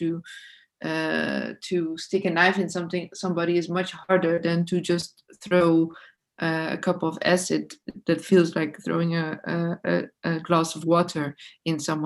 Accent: Netherlands; I'm from the Netherlands

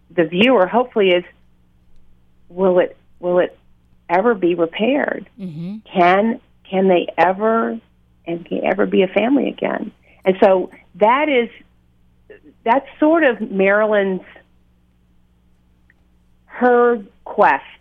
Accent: Mississippi, United States; accent: Southern; now in Chicago, United States; I'm from actually from Mississippi.

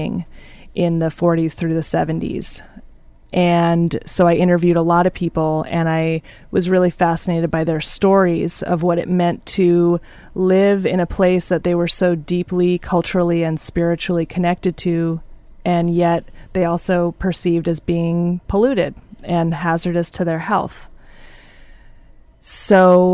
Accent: Philadelphia, Pennsylvania, United States; moved away; I grew up in Philadelphia, and in the city of Philadelphia

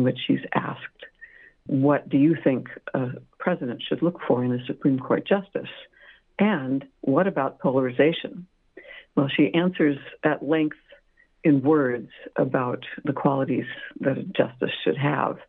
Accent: Montclair, California, United States; moved away; my homeland, because I grew up in Southern California, Montclair

